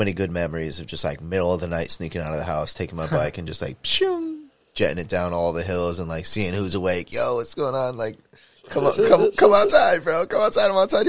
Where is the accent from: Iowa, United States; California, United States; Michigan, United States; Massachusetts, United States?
Massachusetts, United States; Worcester; when I was growing up on Shrewsbury Street, it was like we were in a condo.